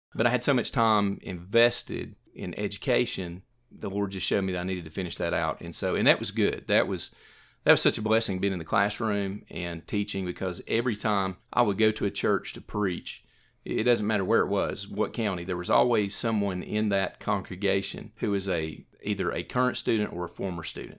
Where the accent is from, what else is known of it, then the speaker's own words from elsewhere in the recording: Morristown, Tennessee, United States; also born or lived in Jefferson City, Tennessee; I grew up in Morristown and went through the Morristown school system